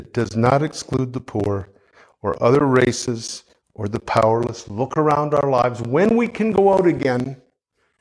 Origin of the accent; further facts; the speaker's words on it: Canada; I'm a Canadian